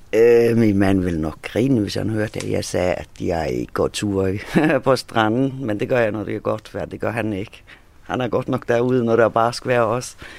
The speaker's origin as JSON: {"language": "Danish", "country": "Faroe Islands", "moved": "yes", "lives_now": "Hvide Sande, Denmark", "said": "det er også det nærmeste, jeg kommer med hjemland, så jeg er færing"}